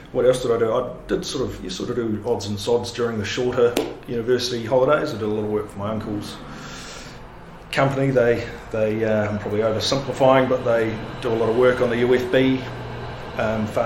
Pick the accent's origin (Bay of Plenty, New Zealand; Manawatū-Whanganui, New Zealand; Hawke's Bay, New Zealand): Manawatū-Whanganui, New Zealand; Palmerston North; also born or lived in Auckland / Otago; they relocated to Palmerston North. Um, and I grew up in Palmerston North until I went away to university